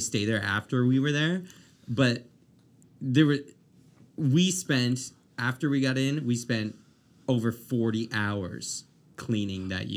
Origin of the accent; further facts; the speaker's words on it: Amherst, Nova Scotia, Canada; also born or lived in Dartmouth / Halifax; now in Moncton, Canada; I'm from Amherst originally